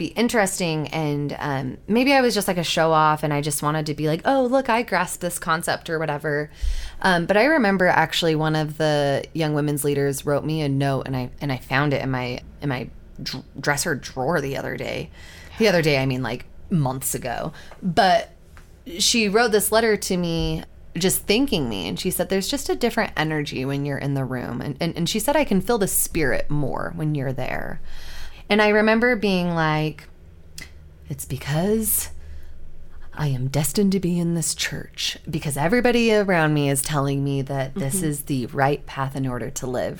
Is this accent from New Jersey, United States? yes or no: no; Utah, United States; Growing up in Utah County